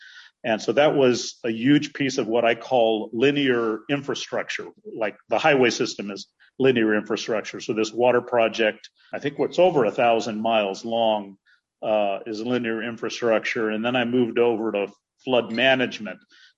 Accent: Los Angeles, California, United States; also born or lived in Santa Clara, California / San Pedro Sula, Honduras; right now sitting in San Pedro Sula, Honduras, where my mother and father are originally from, and we've been coming here since we were little kids growing up in Los Angeles. I kind of say I was green deprived in Los Angeles

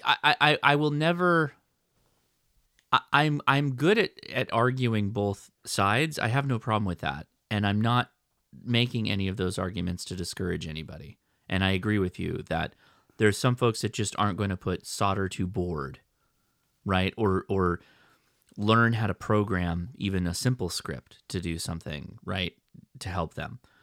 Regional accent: United States; me as an American

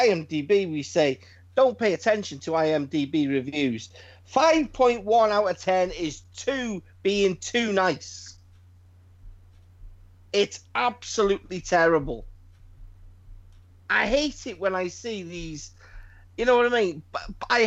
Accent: United Kingdom; we're British. We speak English

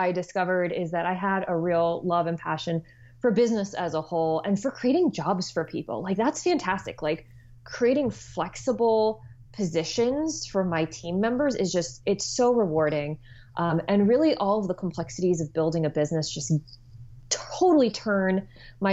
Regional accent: New Jersey, United States; moved away as an adult; I am originally from New Jersey and have somehow, by the twists of fate, returned here once again

